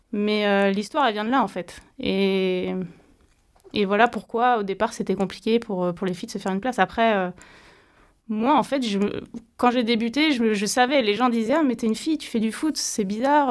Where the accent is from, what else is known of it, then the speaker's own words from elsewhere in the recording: Brittany, France; j'étais championne de Bretagne à, l'âge de 12 ans en judo